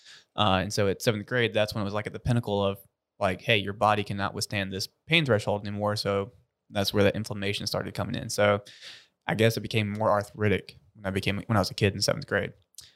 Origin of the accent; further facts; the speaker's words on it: South Georgia, United States; I'm born and raised in South Georgia.